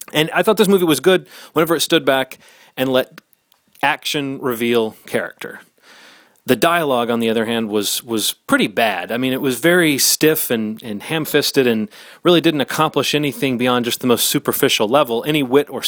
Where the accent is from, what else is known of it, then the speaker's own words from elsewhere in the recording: United States; As an American